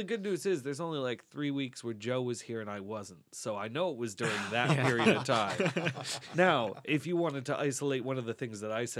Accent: Wales, United Kingdom; I'm Welsh.

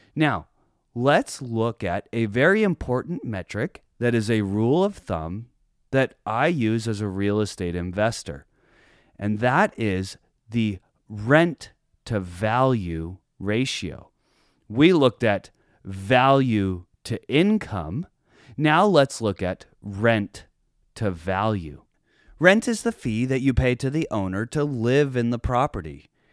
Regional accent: San Diego County, California, United States; my hometown of San Diego County

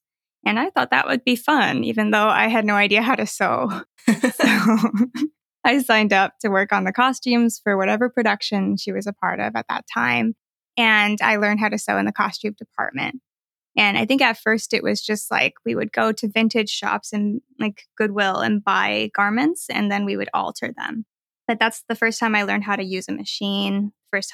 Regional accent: United States; Yes. I am Chinese American and I sew.

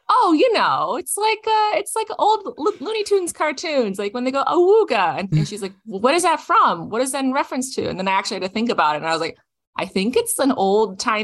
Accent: Toronto, Ontario, Canada; my own life growing up in Toronto, Canada

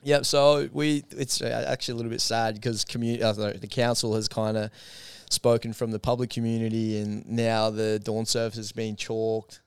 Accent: Gold Coast, Queensland, Australia; I'm from Gold Coast

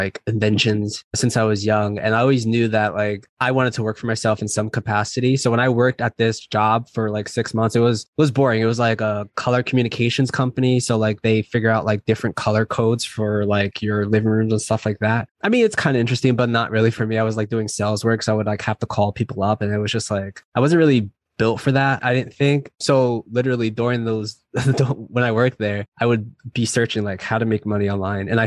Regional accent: New Jersey, United States; now in San Diego, United States; So I'm from originally from New Jersey. I live in San Diego right now.

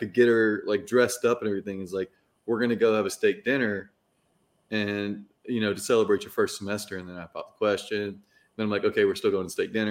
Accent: the South, United States; we're from the South

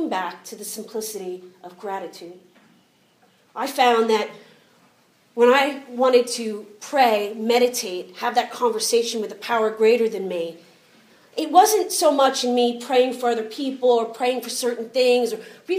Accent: United States; I'm American

